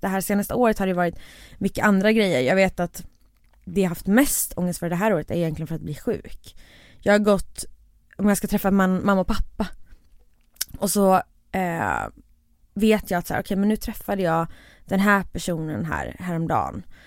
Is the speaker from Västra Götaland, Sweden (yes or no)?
yes; Borås, Västra Götaland, Sweden; jag är från Borås